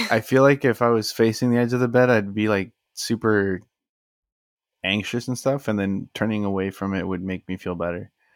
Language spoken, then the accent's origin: English; South Texas, United States; we were from, from, you know, South Texas too